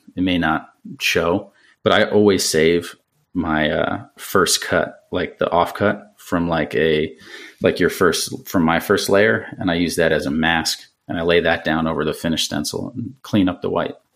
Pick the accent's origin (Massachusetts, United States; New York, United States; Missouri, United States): New York, United States; around New York City, United States; growing up around New York City and taking the train into there